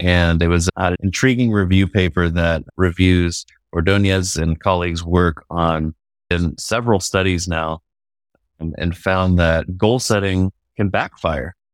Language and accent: English; Georgetown, Texas, United States; also born or lived in Abilene, Texas / Arlington, Texas; I grew up in Georgetown, Texas, which is about twenty miles north of Austin